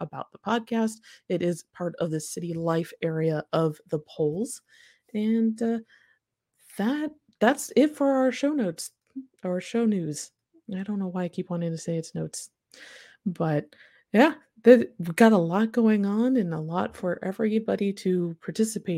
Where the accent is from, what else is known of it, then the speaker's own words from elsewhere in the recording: Mishawaka, Indiana, United States; now in Ohio, United States; I'm originally from Mishawaka, Indiana